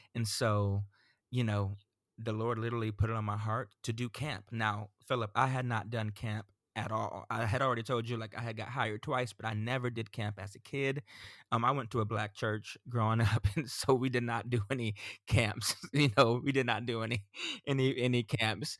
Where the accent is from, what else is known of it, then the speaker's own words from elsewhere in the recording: Central Florida, United States; also born or lived in Sarasota, Florida; I grew up in Central Florida